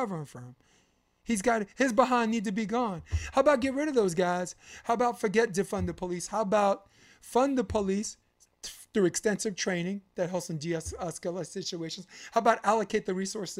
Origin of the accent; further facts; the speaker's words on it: New York City, New York, United States; moved away; When I grew up on Flatbush